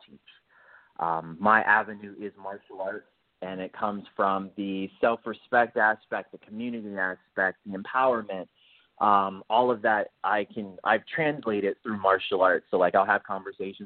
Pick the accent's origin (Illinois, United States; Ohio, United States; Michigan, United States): Michigan, United States; Detroit; moved away as an adult; now in California, United States; I was born and raised in Detroit, Michigan, and I moved out to California 8 years ago